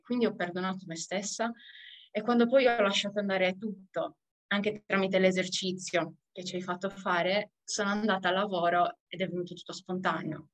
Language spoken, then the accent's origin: Italian; Sardinia, Italy; moved away; sono nata in Sardegna, ritornata in Sardegna dopo parecchi viaggi fuori per via della mia famiglia